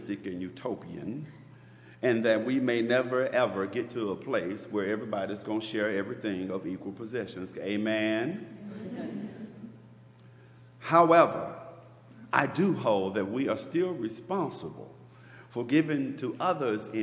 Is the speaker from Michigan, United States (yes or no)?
no; Memphis, Tennessee, United States; now in Maryland, United States; I'm from Memphis, Tennessee, the South